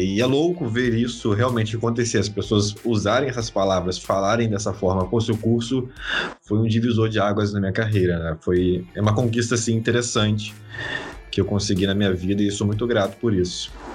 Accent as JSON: {"language": "Portuguese", "town": "Vitória", "region": "Espírito Santo", "country": "Brazil", "lives_now": "Serra, Brazil", "said": "eu sou de Vitória, Espírito Santo"}